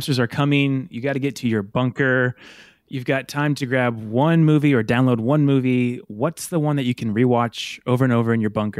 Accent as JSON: {"language": "English", "region": "Illinois", "country": "United States", "moved": "yes", "said": "I'm from Illinois originally, and we were driving from Colorado to Illinois."}